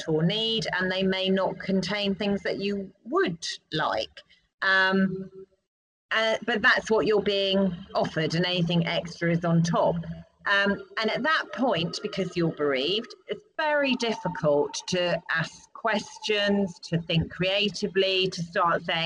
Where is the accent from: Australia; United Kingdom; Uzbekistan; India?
United Kingdom; as British people